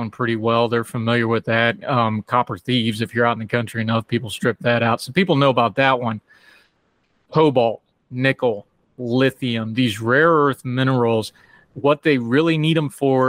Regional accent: West Virginia, United States; I'm also from West Virginia

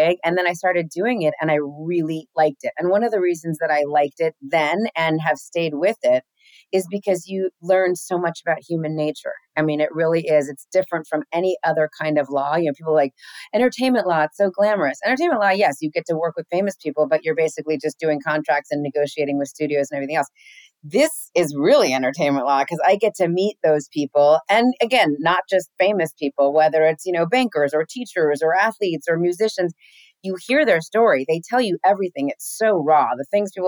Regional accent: Los Angeles, California, United States; first language English; I'm from here. My folks are from here

